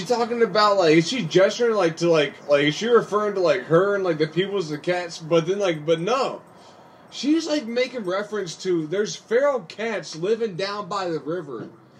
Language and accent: English; Appalachia, United States; I'm from the East Coast, Appalachia, whatever.